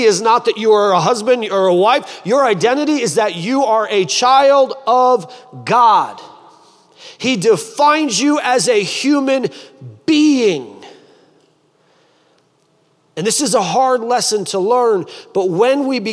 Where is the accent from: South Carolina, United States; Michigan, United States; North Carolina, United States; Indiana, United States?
Michigan, United States; now in Columbus, United States; I'm from Michigan and I live in Columbus, and so I'm from the Midwest